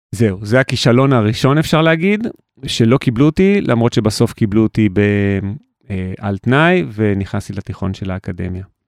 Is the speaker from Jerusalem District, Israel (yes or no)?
yes; Jerusalem, Jerusalem District, Israel; וגדלתי בשכונת רמות בירושלים